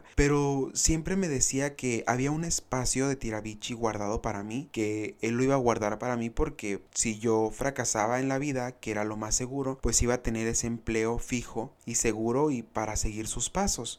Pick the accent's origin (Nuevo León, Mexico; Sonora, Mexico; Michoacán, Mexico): Sonora, Mexico; Benjamín Hill; yo vine de Benjamín Hermosillo a representar a mi pueblo orgullosamente